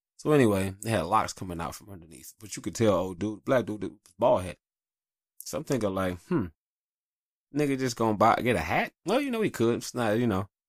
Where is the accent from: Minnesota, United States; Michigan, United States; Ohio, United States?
Michigan, United States; Detroit; also born or lived in North Carolina; I grew up in Detroit in the eighties and nineties